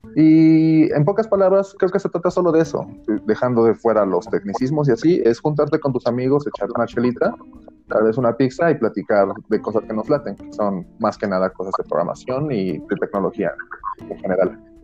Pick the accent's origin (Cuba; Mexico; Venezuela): Mexico; Mexico City; soy chilango